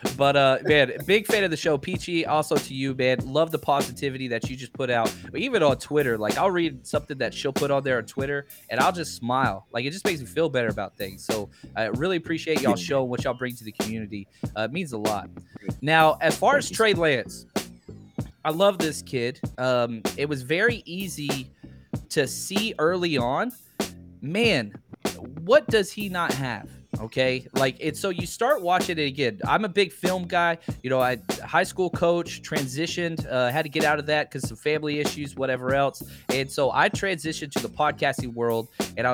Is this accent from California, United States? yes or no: no; Dallas, Texas, United States; I was born and raised in Dallas